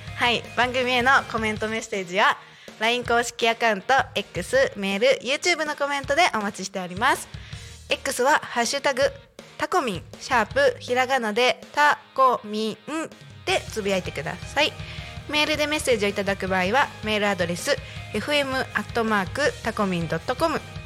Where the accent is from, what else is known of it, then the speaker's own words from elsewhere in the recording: Chiba, Japan; also born or lived in South America; 千葉県生まれ千葉県育ちでちょっと南米にいた